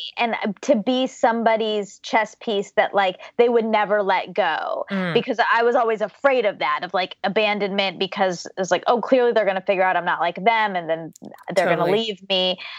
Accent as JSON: {"language": "English", "region": "Georgia", "country": "United States", "tie": "born there", "said": "So I was born in Georgia to my mom, who is a computer programmer, and my dad, who's an engineer."}